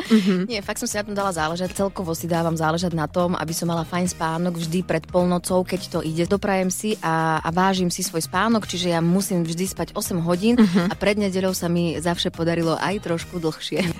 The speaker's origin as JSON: {"language": "Slovak", "town": "Žarnovica", "region": "Banská Bystrica Region", "country": "Slovakia", "moved": "yes", "said": "ja pochádzam zo Žarnovice"}